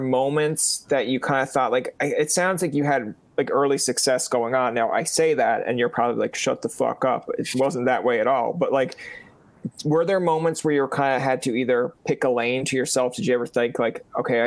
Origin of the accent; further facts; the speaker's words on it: Newfoundland and Labrador, Canada; as a Newfoundlander